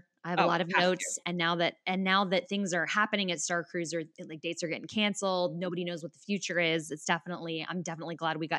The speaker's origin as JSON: {"language": "English", "region": "Texas", "country": "United States", "said": "We are Texan by nature."}